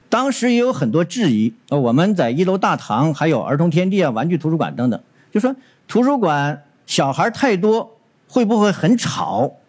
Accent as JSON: {"language": "Chinese", "region": "northern China", "country": "China", "lives_now": "Dongguan, China", "said": "我是从北方来到东莞的，南北方的气候差异很大"}